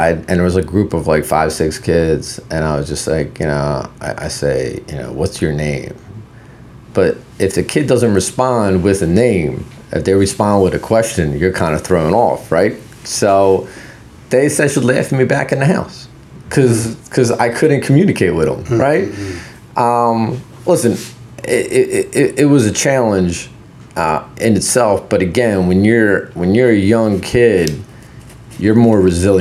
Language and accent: English; Philadelphia, Pennsylvania, United States; English is a second language; also born or lived in Poland; I grew up in Philadelphia after we moved here